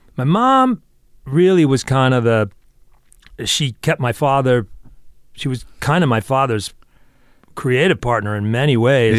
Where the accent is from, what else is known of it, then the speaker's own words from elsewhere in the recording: New York, United States; now in Los Angeles, United States; I was born in New York, and, uh, my father was, did exactly what I do.